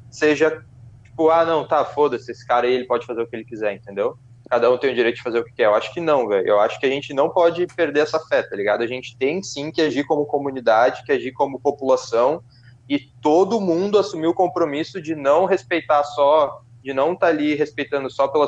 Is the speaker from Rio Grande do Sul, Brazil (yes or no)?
yes; Porto Alegre, Rio Grande do Sul, Brazil; a gente é do Rio Grande do Sul, Porto Alegre, né?